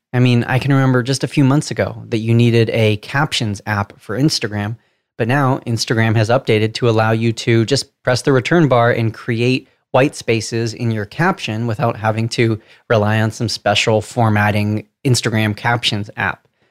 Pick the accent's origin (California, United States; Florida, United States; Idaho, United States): California, United States; Southern; accent: Southern California; decipher my Southern California accent